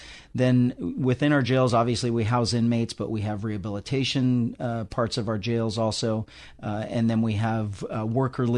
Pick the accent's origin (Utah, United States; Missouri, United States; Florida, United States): Utah, United States; moved away as an adult; also born or lived in Riverside, California; now in Riverside County, United States; I grew up in Utah